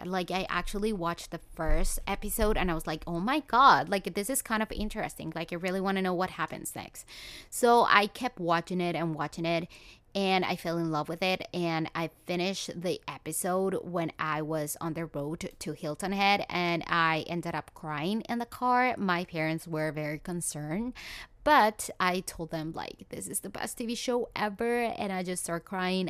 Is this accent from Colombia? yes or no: yes; Colombia; moved away; I'm from Colombia.